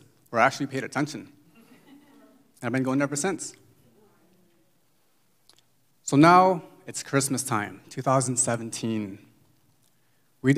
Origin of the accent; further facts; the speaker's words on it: Indiana, United States; now in Bay Area, United States; I'm just this regular guy who's from the Midwest, from Indiana to be exact